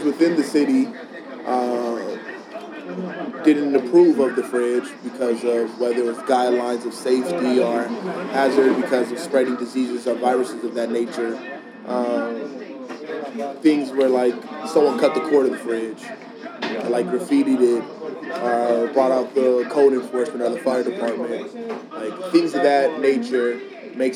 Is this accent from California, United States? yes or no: yes; Compton, California, United States; also born or lived in Pomona, California; I moved away from Compton, I was like sixth grade